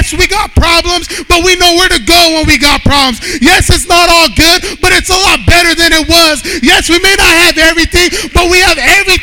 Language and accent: English; Bakersfield, California, United States; I grew up in Bakersfield, California.